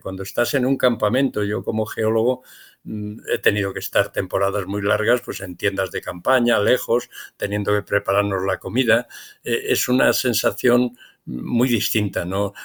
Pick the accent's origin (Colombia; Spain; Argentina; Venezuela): Spain; en mi país, en España